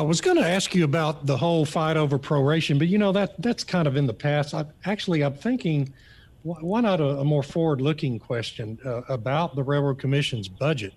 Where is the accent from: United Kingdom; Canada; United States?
United States; Ardmore, Oklahoma; moved away as an adult; also born or lived in Washington, D.C.; from Ardmore, Oklahoma, where I grew up